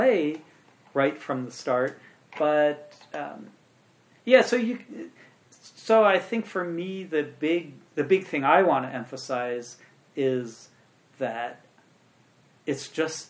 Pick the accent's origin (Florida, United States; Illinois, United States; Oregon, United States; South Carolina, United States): Illinois, United States; Urbana; I actually grew up in the town I live in. I was born and raised in Urbana, Illinois